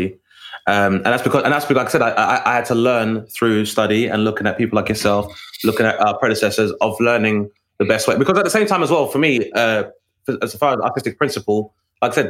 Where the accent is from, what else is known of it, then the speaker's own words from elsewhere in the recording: London, United Kingdom; growing up in Southeast London